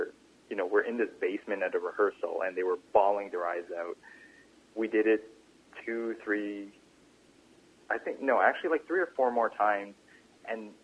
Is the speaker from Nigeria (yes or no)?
no; Canada; we're Canadian